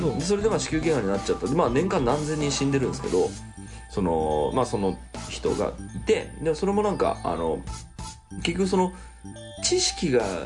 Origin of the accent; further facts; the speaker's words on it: Tokyo, Japan; 俺東京育ち